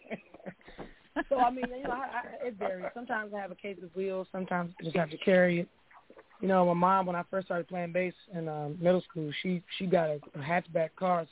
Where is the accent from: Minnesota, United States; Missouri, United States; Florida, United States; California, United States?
California, United States; Oakland; I'm from East Oakland. I went to Markham Elementary in Hayward. I went to Westlake Middle School in West Oakland, Skyline High School